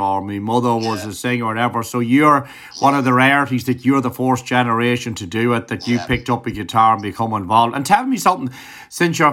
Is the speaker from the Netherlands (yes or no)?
no; Ireland; as an Irishman